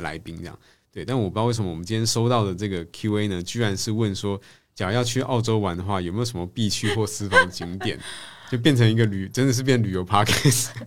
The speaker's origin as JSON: {"language": "Chinese", "country": "Taiwan", "said": "像我们台湾这些的工程师，其实，呃，可能能力也还不错"}